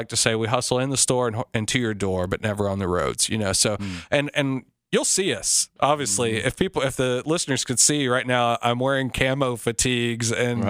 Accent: Cleveland, Tennessee, United States; moved away as an adult; also born or lived in Nashville / California / Japan / Afghanistan; I grew up in Cleveland, Tennessee, and, you know, I was in high school when, you know, Peyton Manning and T. Martin were, you know, and T. Martin won the national championship. I grew up a Vol fan.

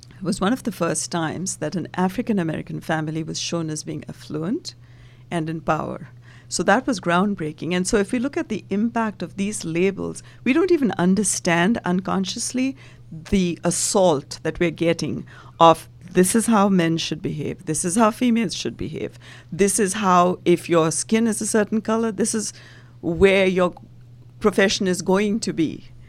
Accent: India; now in United States; originally, I'm from India and been in the U S for decades now.

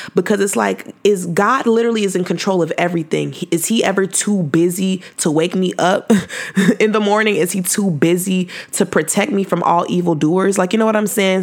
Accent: Fresno, California, United States; I was from Fresno

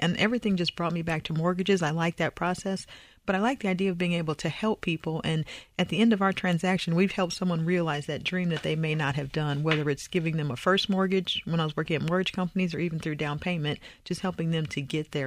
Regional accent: Indiana, United States; moved away as an adult; also born or lived in California / Texas; I'm originally from Indiana

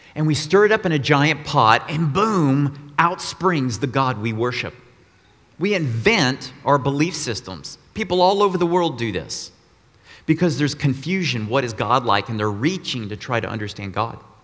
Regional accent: Austin, Texas, United States; moved away as an adult; also born or lived in Colorado; I grew up in Austin, Texas, 18 years, then moved to Colorado to go to college and work

